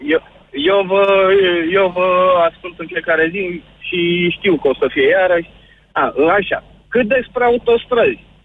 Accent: Brașov, Brașov County, Romania; sunt din Brașov

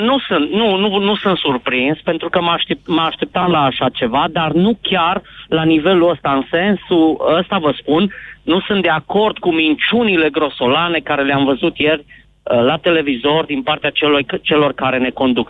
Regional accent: Zalău, Sălaj County, Romania; sunt din Zalău

